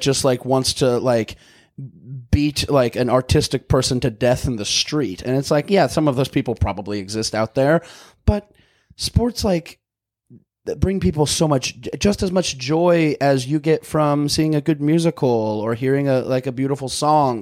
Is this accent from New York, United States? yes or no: no; Missouri, United States; now in North Hollywood, United States; I'm from Missouri.